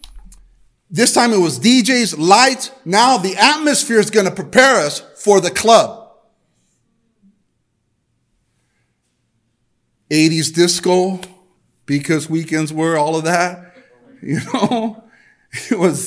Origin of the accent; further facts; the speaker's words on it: El Monte, California, United States; I grew up in Almani. I grew up in a place where the educational system, the LA school district, definitely promoted the hookup culture.